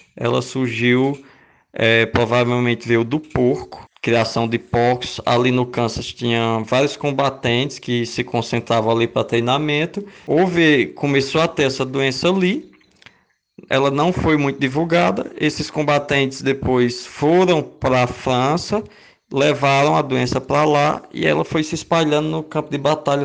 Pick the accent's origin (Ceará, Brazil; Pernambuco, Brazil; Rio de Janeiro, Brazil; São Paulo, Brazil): Ceará, Brazil; Limoeiro do Norte; moved away as an adult; now in Rio Grande do Norte, Brazil; eu sou cearense do interior de uma cidade chamada Limoeiro do Norte